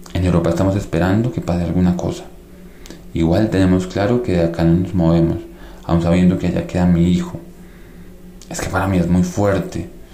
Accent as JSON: {"language": "Spanish", "country": "Colombia", "moved": "as an adult", "said": "venimos del país del Sagrado Corazón"}